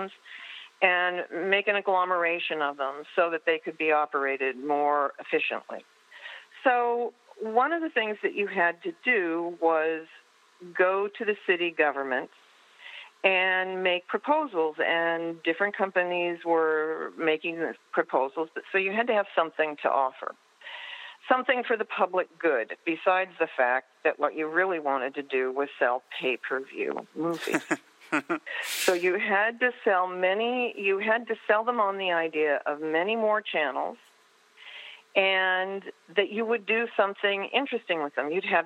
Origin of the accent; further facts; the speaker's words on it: California, United States; I'm from California.